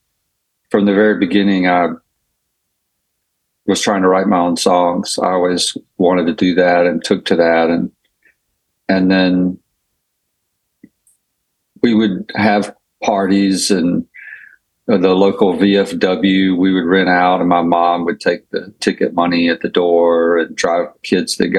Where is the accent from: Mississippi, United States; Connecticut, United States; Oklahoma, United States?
Mississippi, United States; Laurel; I grew up in Laurel, Mississippi